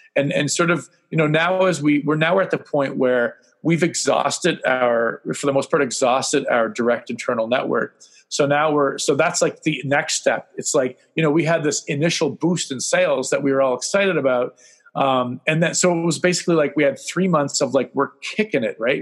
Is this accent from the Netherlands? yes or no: no; Canada; being Canadian